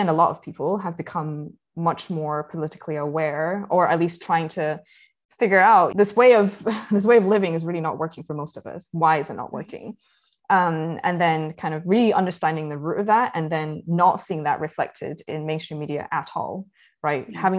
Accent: Scotland, United Kingdom; I grew up in Scotland

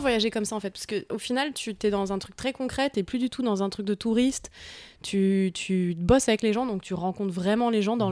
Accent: Paris, Île-de-France, France; Je suis née à Paris, j'ai grandi à Paris, dans le 15e arrondissement de Paris.

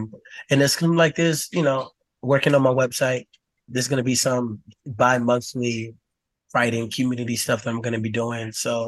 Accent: United States; looking at the world through, like, the cishet Black male experience growing up in America.

